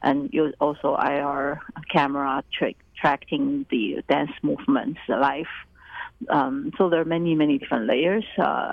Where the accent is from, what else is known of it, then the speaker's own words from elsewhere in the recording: Taiwan; moved away; I basically started the ensemble just because I was new here. I came from Taiwan, and I came in 1994